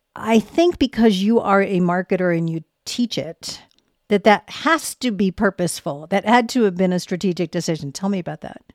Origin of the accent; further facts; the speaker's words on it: Boston, Massachusetts, United States; moved away as an adult; now in Denver, United States; I'm from Boston. And so until I moved here ten years ago